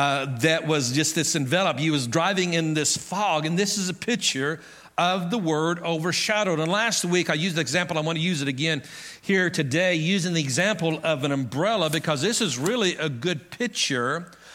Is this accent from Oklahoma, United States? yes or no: yes; Oklahoma Panhandle, United States; moved away; because I grew up in the Oklahoma Panhandle where it seldom rains